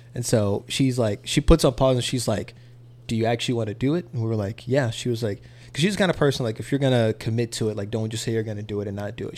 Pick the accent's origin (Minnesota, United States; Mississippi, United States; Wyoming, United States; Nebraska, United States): Mississippi, United States; now in Dallas, United States; we moved to Mississippi and we spent the rest of our, a majority of my life in Mississippi